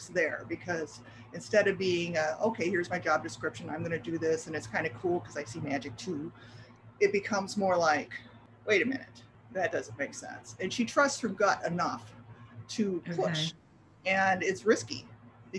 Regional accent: Midwest, United States; moved away as an adult; now in Florida, United States; I grew up in the Midwest, but I moved to Florida 32 years ago

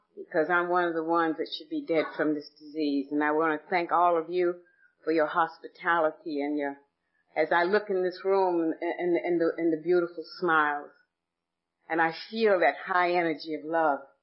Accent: Atlanta, Georgia, United States; I was born and raised in Atlanta, Georgia

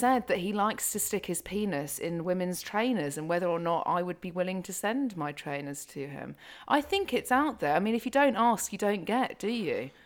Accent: United Kingdom; I'm very British

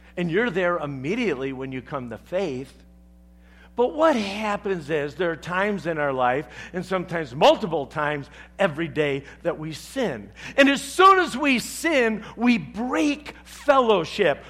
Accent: the South, United States; I'm from the South

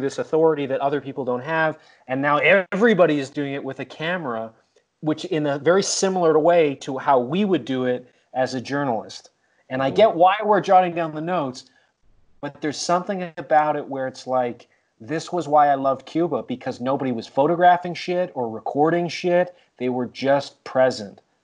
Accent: Canada; we're Canadian

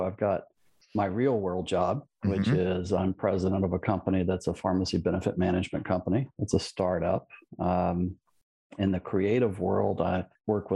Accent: Baton Rouge, Louisiana, United States; now in Houston, United States; I grew up in Louisiana, born in Louisville, Kentucky.

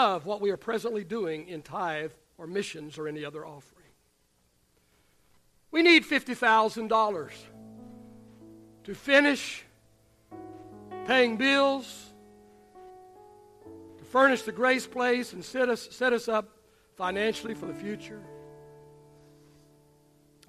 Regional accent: Oklahoma, United States; also born or lived in West Texas; now in Texas, United States; I grew up in Oklahoma

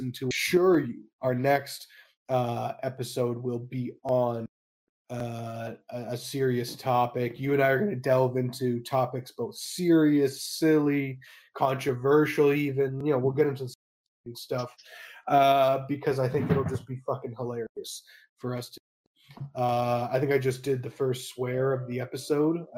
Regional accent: Canada; Middle-class Canadian

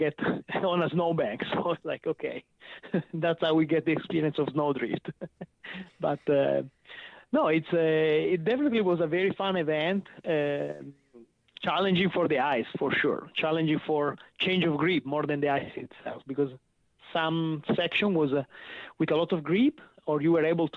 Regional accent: Chivasso, Piedmont, Italy; English is a second language; moved away as an adult; now in United States; I came from Turin, and actually my city is Chivasso, that is the city where the Lancia was. So I grew up here in the Lancia Delta testing

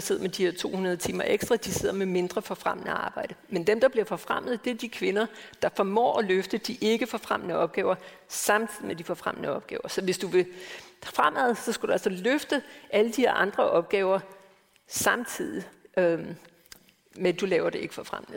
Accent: Denmark; moved away; født og opvokset i Danmark

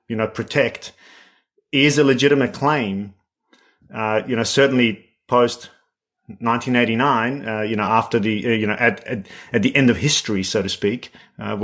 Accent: Sarajevo, Bosnia & Herzegovina; moved away; as somebody who's born and raised in Bosnia in Sarajevo

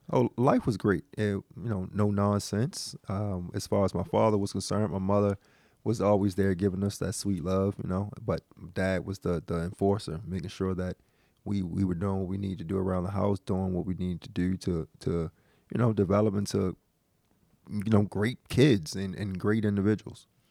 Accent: Baltimore, Maryland, United States; born and raised in West Baltimore

